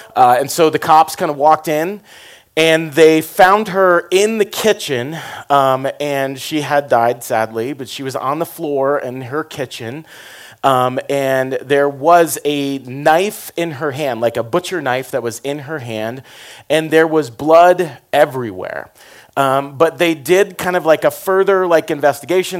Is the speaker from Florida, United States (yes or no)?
yes; Florida, United States; I grew up in Florida